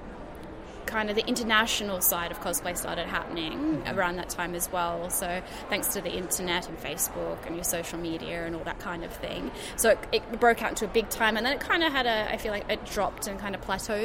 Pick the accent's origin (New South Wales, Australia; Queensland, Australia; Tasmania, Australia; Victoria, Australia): Queensland, Australia; Gold Coast; I am from the Gold Coast in sunny Queensland.